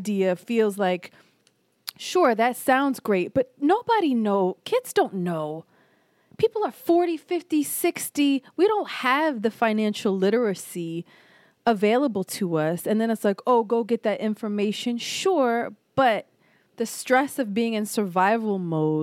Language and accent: English; Philadelphia, Pennsylvania, United States; I'm from Philly